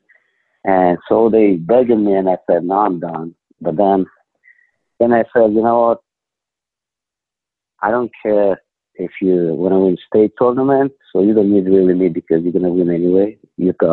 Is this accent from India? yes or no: no; Ukraine; English is a second language; moved away as an adult; now in United States; I'm from Ukraine.